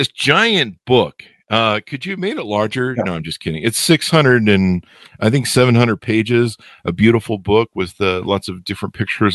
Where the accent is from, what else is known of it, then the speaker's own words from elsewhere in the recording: United States; I'm American